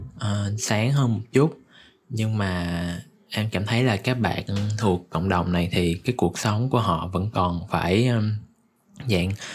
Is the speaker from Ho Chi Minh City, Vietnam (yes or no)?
yes; Ho Chi Minh City, Vietnam; mình cũng là người Sài Gòn